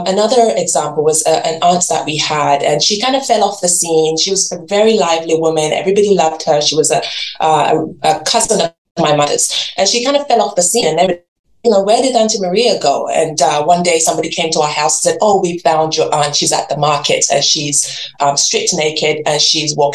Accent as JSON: {"language": "English", "region": "England", "country": "United Kingdom", "tie": "born or raised there", "also_born_or_lived": "Nigeria", "moved": "as an adult", "lives_now": "Canada", "said": "So I was born in Nigeria, I grew up in England, and now live in Canada, and I've been here for 20 years"}